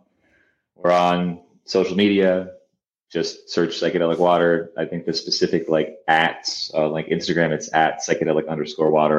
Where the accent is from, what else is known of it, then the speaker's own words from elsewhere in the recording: Canada; I'm Canadian.